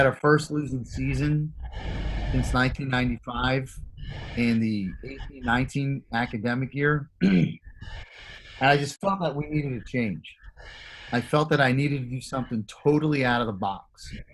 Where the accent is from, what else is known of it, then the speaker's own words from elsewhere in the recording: Philadelphia, Pennsylvania, United States; growing up in Philadelphia